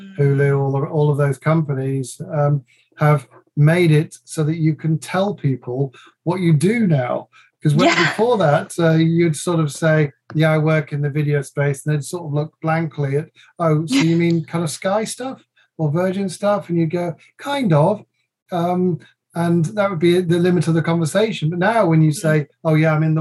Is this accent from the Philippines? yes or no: no; England, United Kingdom; also born or lived in Dusseldorf; I'm really English, but my mother has put lots of Dutchness